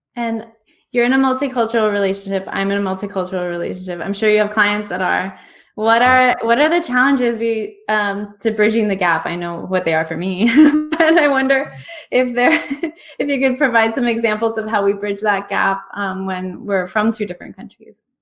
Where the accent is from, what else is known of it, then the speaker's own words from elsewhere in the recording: United States; my background is I'm Cuban American, um, first person born in this country